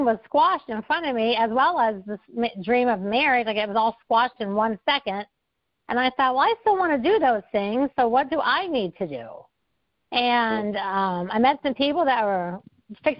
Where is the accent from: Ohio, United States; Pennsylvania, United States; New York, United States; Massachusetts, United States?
Ohio, United States; West Milton; I'm from West Milton, Ohio. So we were both raised in the Midwest